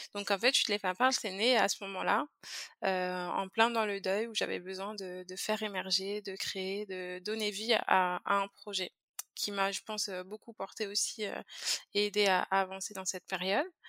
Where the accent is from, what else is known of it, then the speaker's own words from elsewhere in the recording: France; moved away as an adult; also born or lived in Guadeloupe (parents' origin); now in Montreal, Canada; je viens de la France, ça, ça doit s'entendre.